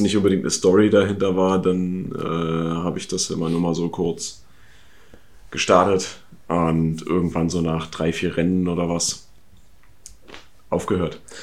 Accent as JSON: {"language": "German", "region": "East Germany", "country": "Germany", "said": "Ich komme ja aus dem Osten"}